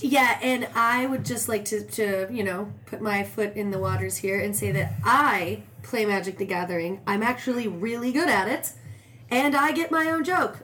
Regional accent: Phoenix, Arizona, United States; also born or lived in Beverly Hills, California; we ended up in uh, Phoenix, Arizona. I was five years old.

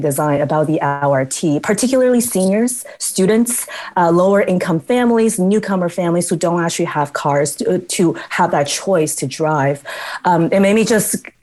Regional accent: United States; moved away as an adult; also born or lived in New Mexico; now in Edmonton, Canada; growing up in the States

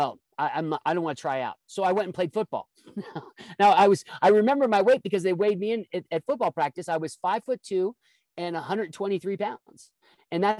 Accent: Midwest, United States; I grew up in the Midwest

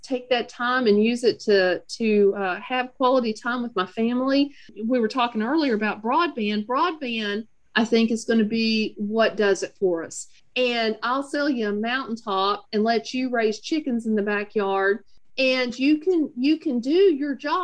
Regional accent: Lexington, Kentucky, United States; also born or lived in Minnesota; now in Corbin, United States; I'm a Kentuckian by birth, but an Appalachian by choice. I was born up in the Lexington area

